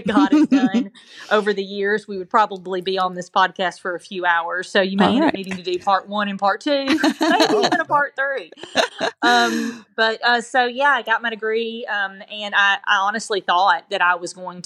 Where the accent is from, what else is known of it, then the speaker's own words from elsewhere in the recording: Huntsville, Alabama, United States; moved away as an adult; also born or lived in Cleveland, Tennessee; now in Mobile, United States; I'm from Huntsville, Alabama. I grew up in that area, actually a little town outside of Huntsville, like the Meridian, Voltoni area.